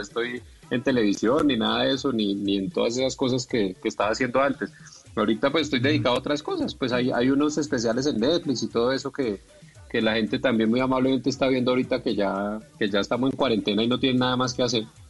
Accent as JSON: {"language": "Spanish", "region": "Bogotá", "country": "Colombia", "tie": "born or raised there", "said": "yo en realidad nací en Bogotá y siempre fui bogotano"}